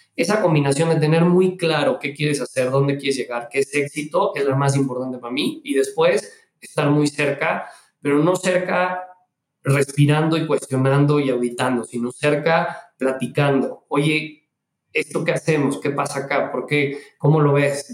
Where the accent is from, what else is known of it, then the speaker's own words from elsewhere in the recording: Mexico; moved away as an adult; yo me regresé a México, soy mexicano, estuve en todos lados